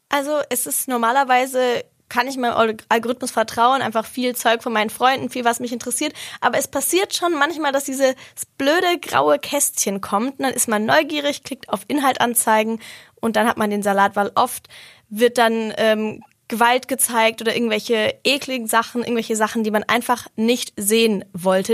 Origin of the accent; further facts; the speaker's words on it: Germany; bei uns in Deutschland